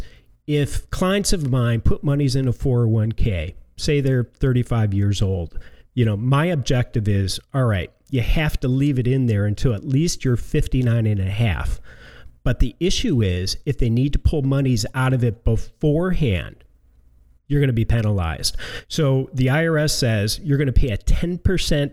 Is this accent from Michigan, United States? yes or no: yes; outside of Detroit, Michigan, United States; now in Sarasota, United States; growing up in Michigan, outside of Detroit, we had a lot of 401ks with big companies